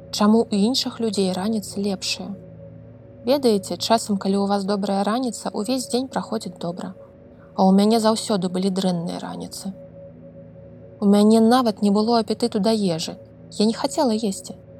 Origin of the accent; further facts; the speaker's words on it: Belarus; мы беларусы